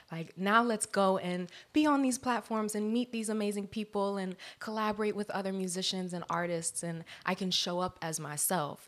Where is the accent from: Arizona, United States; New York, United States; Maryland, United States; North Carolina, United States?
Maryland, United States; Columbia; now in Los Angeles, United States; I am from Columbia, Maryland, East Coast, D M V area